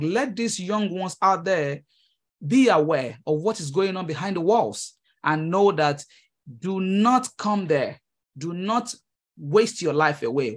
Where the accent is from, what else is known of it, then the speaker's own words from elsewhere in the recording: Nigeria; moved away as an adult; now in United States; I am a Nigerian immigrant. Uh, I came to the United States, uh, early twenty fifteen